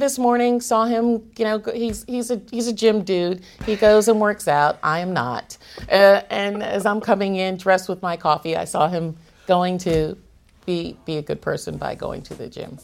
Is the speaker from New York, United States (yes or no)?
yes; New York City, New York, United States; I grew up in Brooklyn